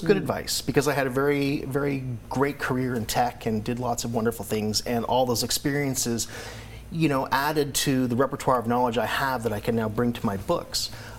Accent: Canada; moved away as an adult; also born or lived in Washington, D.C.; And so I was in D.C., you know, a long way from Canada.

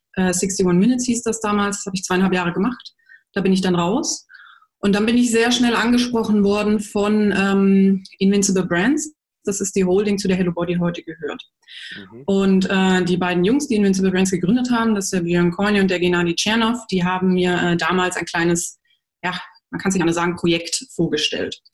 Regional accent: Germany; bei uns in Deutschland

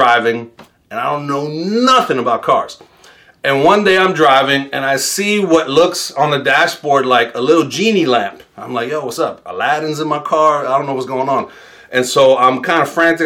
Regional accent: New York City, New York, United States; as a New Yorker, I didn't start driving till I was 26

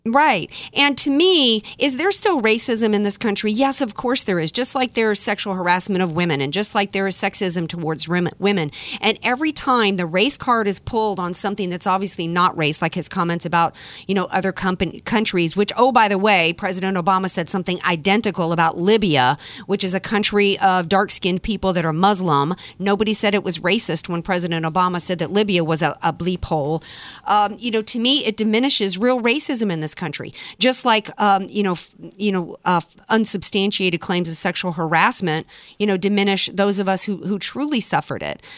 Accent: Deep South, United States; moved away; I was born and raised in the Deep South

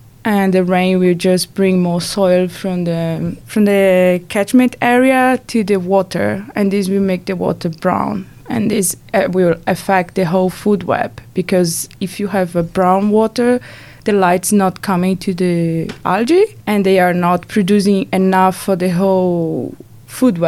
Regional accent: Natal, Rio Grande do Norte, Brazil; first language Portuguese; English is a second language; moved away as an adult; now in Sweden; I came from Natal, which is a big city in Brazil, from the northeast

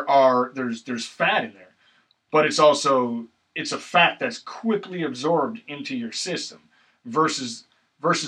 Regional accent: Wisconsin, United States; I grew up in Wisconsin

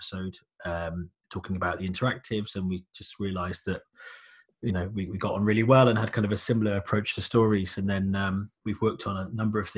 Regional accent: United Kingdom; I'm a British comic writer.

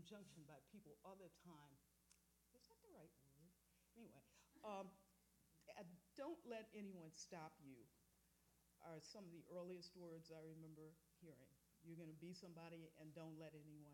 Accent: Pontiac, Michigan, United States; moved away; also born or lived in Boston; I grew up in Pontiac, Michigan, in public housing

